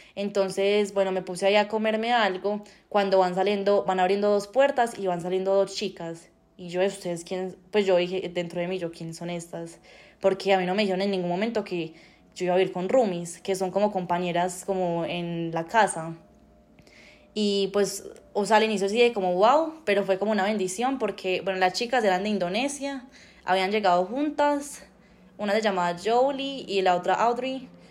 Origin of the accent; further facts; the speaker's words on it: Colombia; moved away as an adult; now in Canada; como somos los colombianos